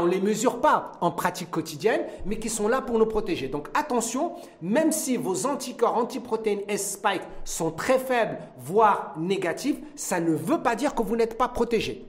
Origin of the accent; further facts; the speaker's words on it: Morocco; chez nous au Maroc